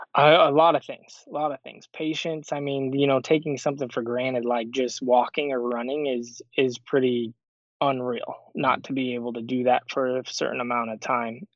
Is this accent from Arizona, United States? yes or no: yes; Show Low, Arizona, United States; moved away as an adult; also born or lived in Phoenix; I'm from Sholo, Arizona